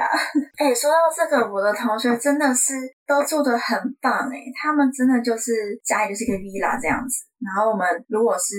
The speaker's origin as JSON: {"language": "Chinese", "country": "Brazil", "lives_now": "Portugal", "said": "因为我是巴西人啊。"}